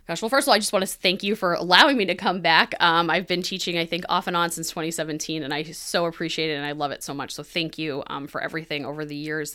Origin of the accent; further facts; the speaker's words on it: New Hampshire, United States; So I am originally from New Hampshire. I live there now